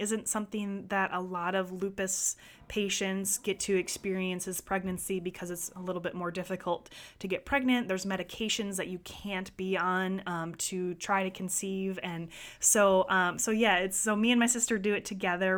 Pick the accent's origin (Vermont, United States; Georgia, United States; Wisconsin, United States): Wisconsin, United States; growing up in Wisconsin, there was a glass of milk at every dinner meal